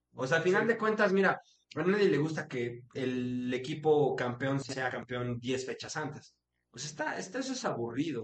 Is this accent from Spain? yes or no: no; Hidalgo, Mexico; Cruz Azul Hidalgo le daba chance a la gente de mi pueblo de jugar en, una escuela de Cruz Azul